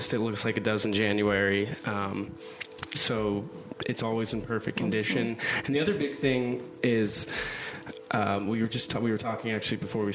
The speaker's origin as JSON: {"language": "English", "town": "Scottsdale", "region": "Arizona", "country": "United States", "tie": "born or raised there", "also_born_or_lived": "Cabo San Lucas, Mexico", "moved": "as an adult", "lives_now": "Mexico", "said": "I grew up in Phoenix in Scottsdale"}